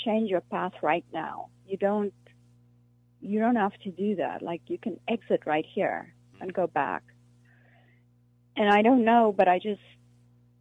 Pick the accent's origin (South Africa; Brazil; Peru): South Africa; first language Afrikaans; English is a second language; moved away as an adult; now in United States; I'm from South Africa